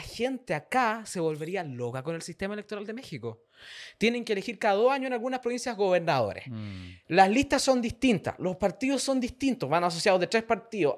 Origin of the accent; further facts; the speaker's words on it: Santiago, Santiago Metropolitan Region, Chile; yo soy de Pedro Aguirre Cerda, pues, una comuna que no conoce nadie